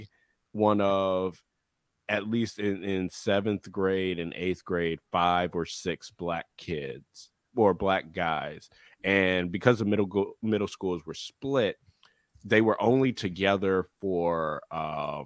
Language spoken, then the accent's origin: English; Atlanta, Georgia, United States; I'm from Atlanta